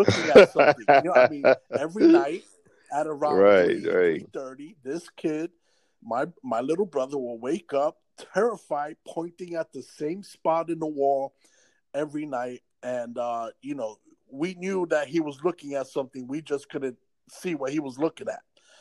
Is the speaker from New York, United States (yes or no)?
yes; New York City, New York, United States; I grew up on Prospect Ave, right across the street from the Bronx Zoo on 187th Street